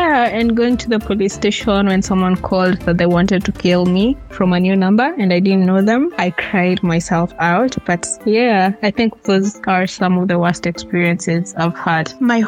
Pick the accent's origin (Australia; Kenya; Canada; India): Kenya; Nairobi; I am from Nairobi, Kenya